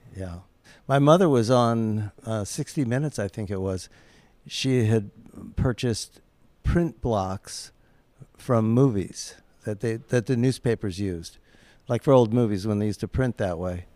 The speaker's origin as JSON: {"language": "English", "town": "Omaha", "region": "Nebraska", "country": "United States", "tie": "born or raised there", "moved": "as an adult", "lives_now": "Los Angeles, United States", "said": "I grew up just down the road from Los Angeles in Omaha, Nebraska"}